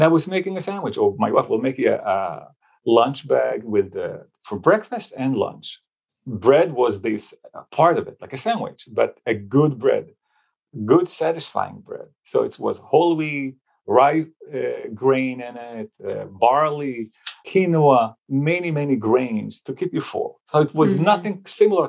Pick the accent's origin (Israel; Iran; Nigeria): Israel; moved away; I grew up actually in Israel in a family of 7